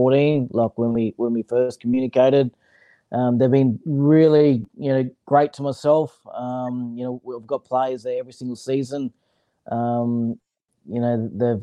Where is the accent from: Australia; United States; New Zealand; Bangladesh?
Australia; Brisbane, Queensland; moved away as an adult; also born or lived in Mackay / Sydney; I was originally, from Brisbane. I was a city boy